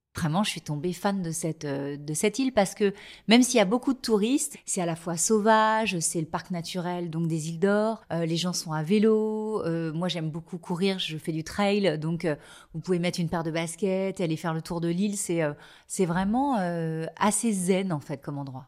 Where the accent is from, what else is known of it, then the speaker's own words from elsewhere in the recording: Les Sables-d'Olonne, Pays de la Loire, France; j'ai grandi en Vendée, au Sable d'Olonne